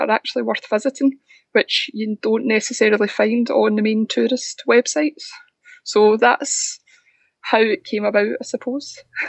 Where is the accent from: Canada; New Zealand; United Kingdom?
United Kingdom; Glasgow, Scotland; moved away as an adult; now in Isle of Bute, United Kingdom; I'm based on the Isle of Bute. I was previously lived in Glasgow for all my life up until 2 years ago